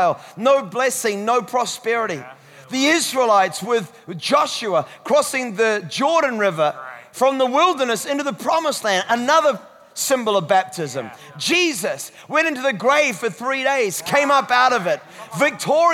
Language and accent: English; Scotland, United Kingdom; I'm Scottish.